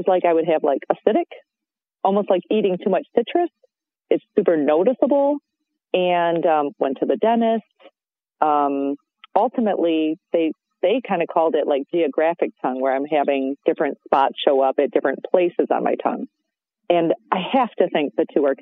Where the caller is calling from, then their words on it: Michigan, United States; I'm calling in from Michigan.